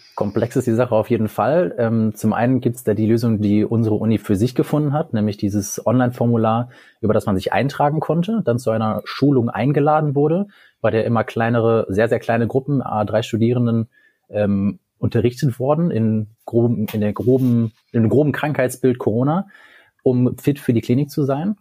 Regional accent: Cologne, North Rhine-Westphalia, Germany; now in Münster, Germany; ich bin äh, in Köln geboren

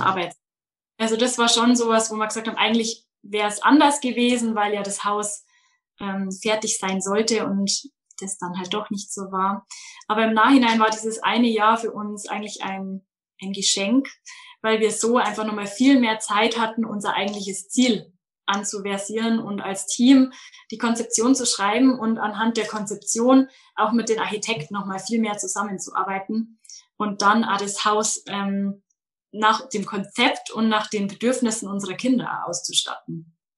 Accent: Munich area, Bavaria, Germany; Ich komme aus dem Münchner Umland, aus dem schönen Bayern

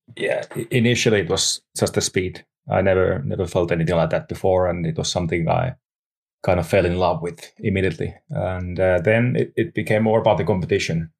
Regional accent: Lahti, Päijät-Häme, Finland; English is a second language; also born or lived in Nastola; Lahti, Finland, which is my hometown

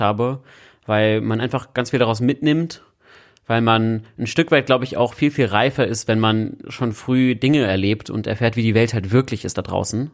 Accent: Berlin, Germany; Als Berliner Junge bin ich ja in Kreuzberg aufgewachsen

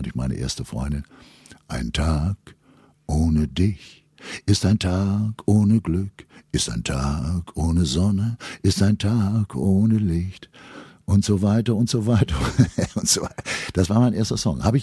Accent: North Rhine-Westphalia, Germany; Ravensberger Mulde, die Menschen sehr verschlossen. Die urteilen nur nach dem, was in der Tasche hast.

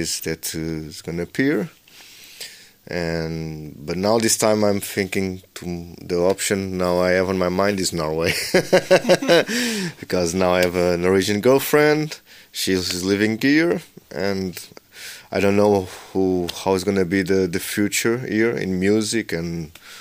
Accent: Lisbon, Portugal; I'm born and raised in Lisbon

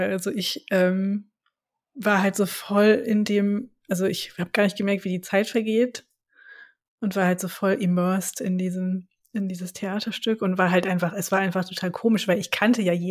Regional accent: Frankfurt, Hesse, Germany; ich bin am Industriepark höchst aufgewachsen.

